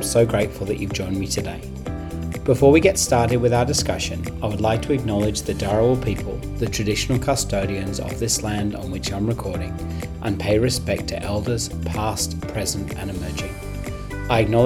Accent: England, United Kingdom; now in Australia; I was born in England

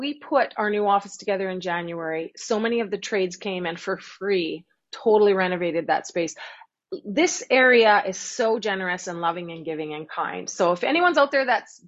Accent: Winnipeg, Manitoba, Canada; moved away; I'm from Winnipeg

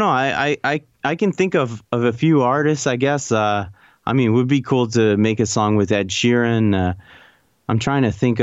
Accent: Canada; being Canadian

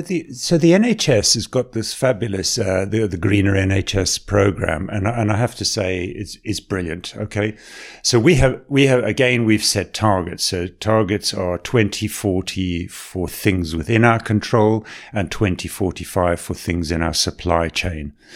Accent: South Africa; accent: South African; also born or lived in Botswana / Tanzania / Salford; now in Manchester, United Kingdom; I was born in Botswana. I grew up in South Africa. You might recognize I've got a little bit of a South African twinge there

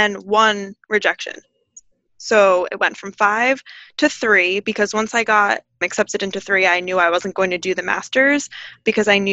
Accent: New Jersey, United States; also born or lived in Connecticut; I actually am from, born and raised in New Jersey

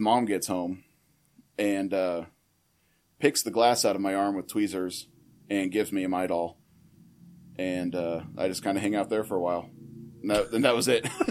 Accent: Little River, Kansas, United States; I was born in Rice County, central Kansas. Um, born and raised in Little River, little town of about 500 people.

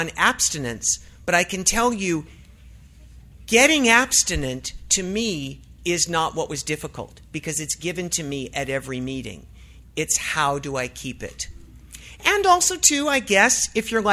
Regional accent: Los Angeles, California, United States; I'm from Los Angeles

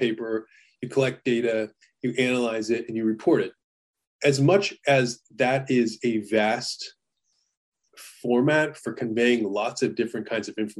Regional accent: United States; I was born in America

